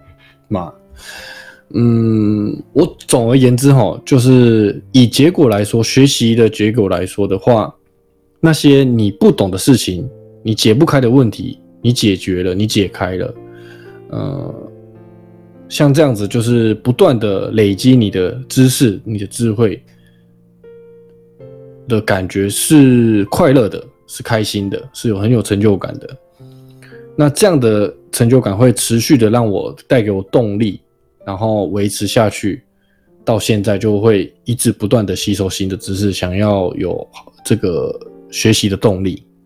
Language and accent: Chinese; Taiwan; 就虽然我是台湾人嘛，我并非在日本出生，我在台湾出生，然后也在台湾长大